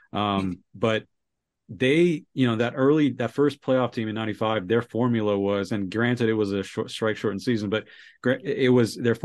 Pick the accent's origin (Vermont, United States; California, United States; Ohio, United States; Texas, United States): California, United States; Bay Area; moved away as an adult; now in Colorado, United States; I grew up in California, Bay Area